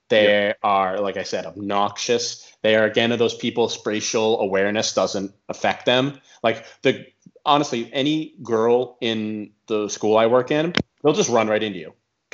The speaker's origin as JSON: {"language": "English", "region": "Arkansas", "country": "United States", "said": "I'm from Arkansas."}